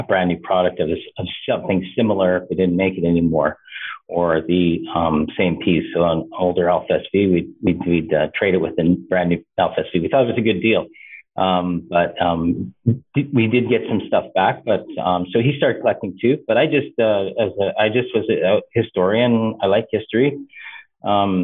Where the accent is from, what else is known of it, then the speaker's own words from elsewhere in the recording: Canada; also born or lived in Eastern Washington University; Even though I am Canadian, I have a lot of U.S. American connections.